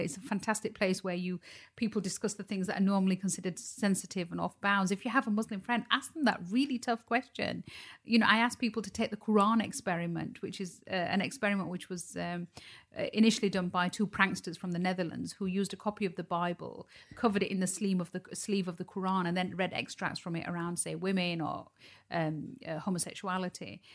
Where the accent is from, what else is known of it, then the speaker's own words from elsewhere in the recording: Dewsbury, Yorkshire and the Humber, United Kingdom; Dewsbury, where I was born and raised